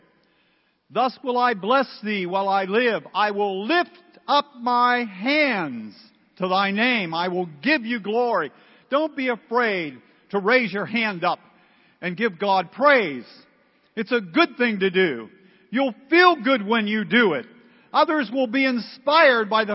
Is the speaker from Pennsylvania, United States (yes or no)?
yes; Pittsburgh, Pennsylvania, United States; I'm from Pittsburgh